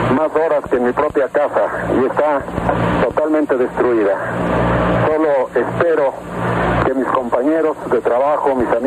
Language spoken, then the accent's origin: Spanish; Mexico City, Mexico; uno de los más grandes desastres que he visto en la historia de la Ciudad de México desde que nací en ella.